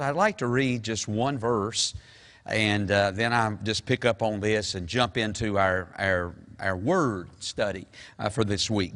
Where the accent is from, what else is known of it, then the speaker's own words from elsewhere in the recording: the South, United States; we're from the South